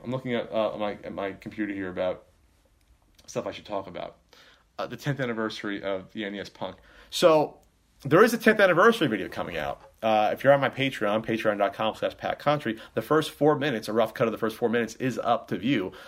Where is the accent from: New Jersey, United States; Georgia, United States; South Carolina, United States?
New Jersey, United States; we're both from Jersey